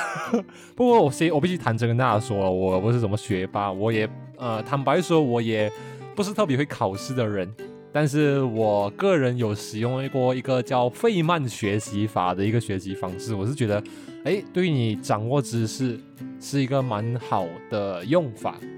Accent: Malaysia; moved away as an adult; 对于我们马来西亚人说呢，基本上这个是我们的母语水平嘛

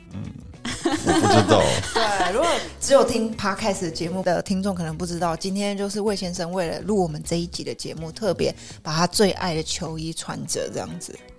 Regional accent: Taiwan; 身为台湾人

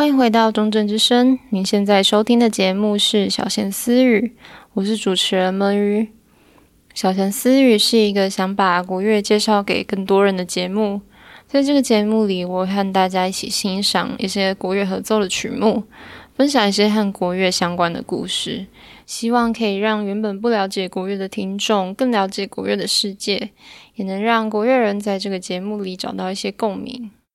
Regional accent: Kaohsiung, Taiwan; 我也是高雄人

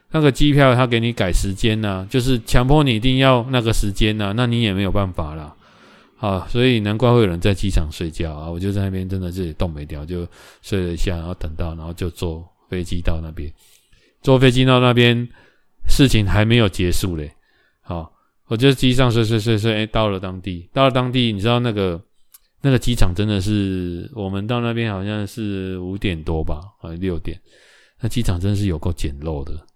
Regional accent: Taiwan; 台湾来的

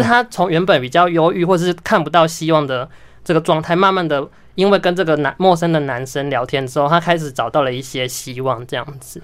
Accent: Tainan, Taiwan; 我是南部人

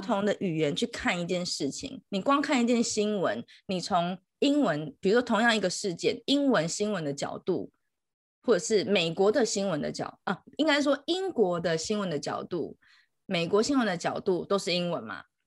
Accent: Taiwan; also born or lived in Beijing; 我是台湾人

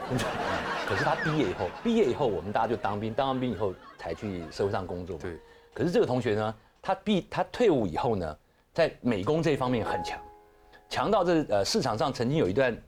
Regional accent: Taiwan; 那你知道我们台湾人嘛，很容易接触接接触到呃 宗教 神鬼宗教这种东东西。

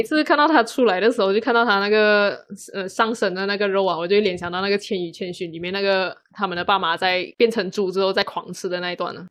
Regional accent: Malaysia; 我出生在马来西亚

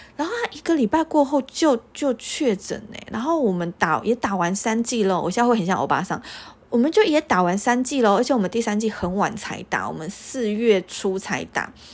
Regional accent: Taiwan; 我是个台湾人

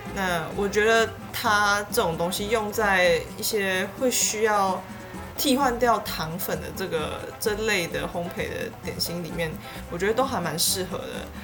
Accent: Tainan, Taiwan; 我是台南人

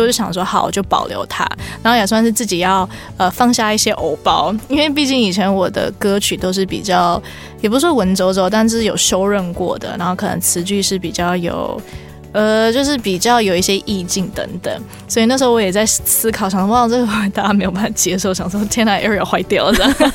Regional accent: Canada; moved away; 我毕竟我以前在加拿大长大

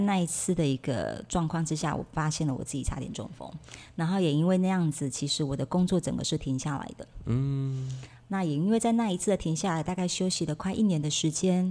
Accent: Kaohsiung, Taiwan; 我是土生土长的台湾高雄人

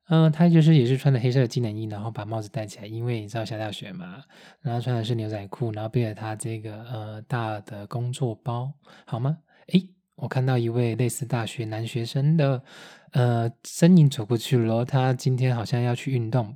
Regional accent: Taiwan; also born or lived in Taipei; now in Munich, Germany; 台湾我们拍片在开的那种箱型车

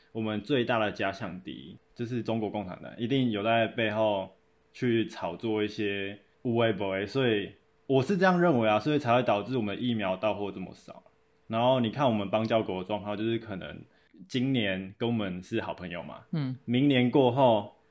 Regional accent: Taiwan; 或搞我们台湾人

